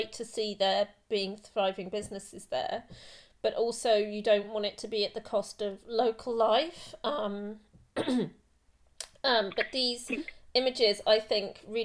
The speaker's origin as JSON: {"language": "English", "region": "London", "country": "United Kingdom", "tie": "born or raised there", "said": "I grew up in London as well"}